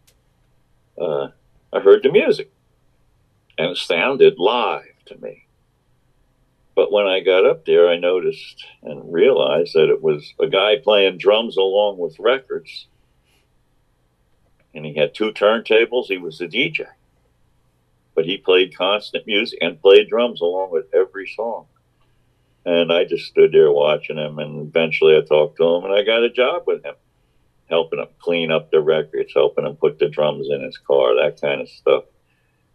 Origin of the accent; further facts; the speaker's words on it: Neptune, New Jersey, United States; I lived in Neptune, and I went to school at a Catholic school in Asbury Park